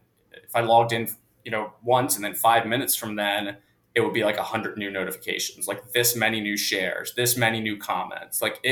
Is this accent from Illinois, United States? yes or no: no; Wilmington, Delaware, United States; also born or lived in Philadelphia, Pennsylvania; So grew up in Wilmington, Delaware. So really close to Philly. Grew up an Eagles fan naturally